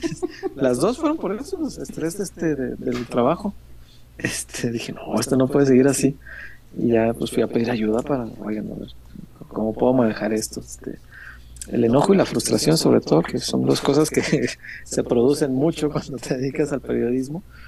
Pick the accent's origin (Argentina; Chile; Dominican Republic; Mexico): Mexico